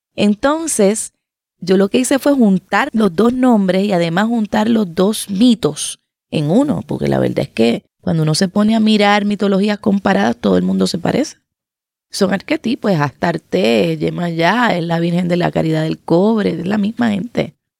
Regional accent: Puerto Rico; soy de Puerto Rico

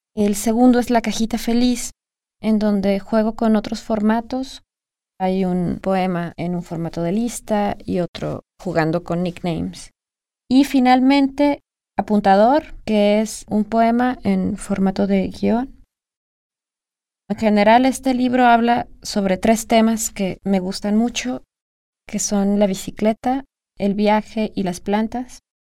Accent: Guadalajara, Jalisco, Mexico; Nací en Guadalajara, Jalisco, en 1982

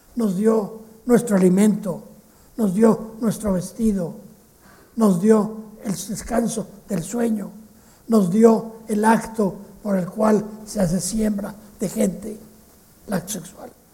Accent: Mexico; En México hablamos un poco así, los mexicanos no hablamos como los españoles

